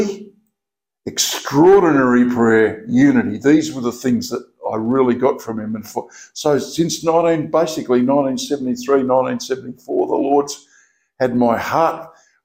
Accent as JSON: {"language": "English", "town": "Narrogin", "region": "Western Australia", "country": "Australia", "tie": "born or raised there", "also_born_or_lived": "Perth", "said": "I grew up in Narrogin. My first 11 years were in Narrogin"}